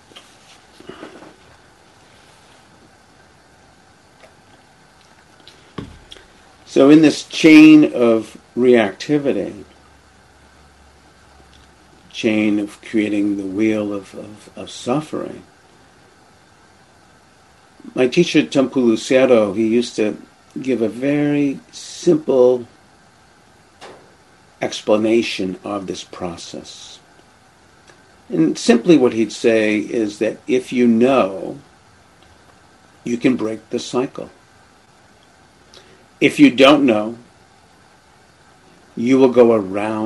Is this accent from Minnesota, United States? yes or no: no; Boston, Massachusetts, United States; moved away; I grew up in the Boston area